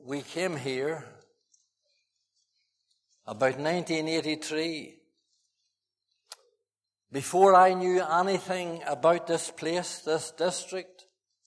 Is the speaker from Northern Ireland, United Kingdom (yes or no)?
yes; Fermanagh, Northern Ireland, United Kingdom; moved away; I went to Fermanagh, my hometown, my home county